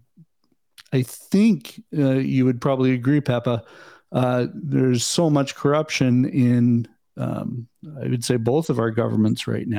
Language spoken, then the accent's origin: English; Canada; Even as a Canadian, I look at the U.S. setup the way it should be working